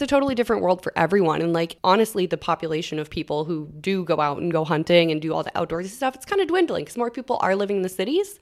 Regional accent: Long Prairie, Minnesota, United States; growing up in Long Prairie, there wasn't much

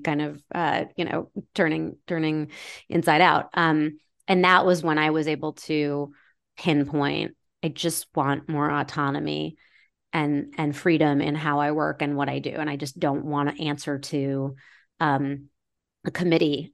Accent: Maine, United States; I grew up in Maine

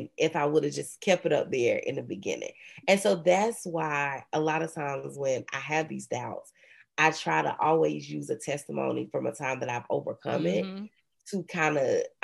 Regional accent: Robersonville, North Carolina, United States; moved away; I'm from this really small town.

